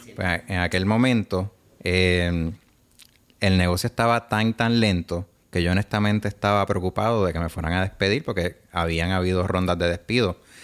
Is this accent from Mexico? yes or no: no; Puerto Rico; also born or lived in New York, United States / Bologna, Italy; soy puertorriqueño de herencia italiana